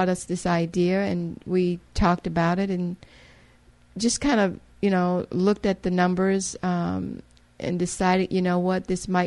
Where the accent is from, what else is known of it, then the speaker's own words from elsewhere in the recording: Mississippi, United States; moved away as an adult; also born or lived in Louisiana / Memphis, Tennessee / Houston, Texas / Chicago; now in Muskegon, United States; I'm from a little town in Mississippi